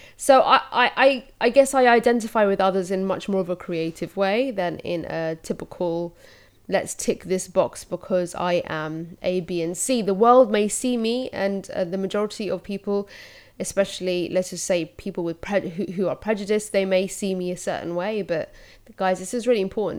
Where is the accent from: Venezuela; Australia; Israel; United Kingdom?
United Kingdom; London; I'm Londoner, born and raised